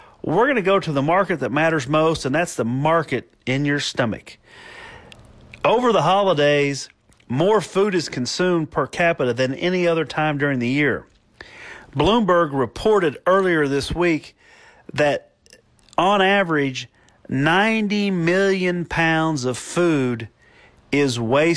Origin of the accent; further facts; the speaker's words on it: Italy; the Piedmont in my home country of Italy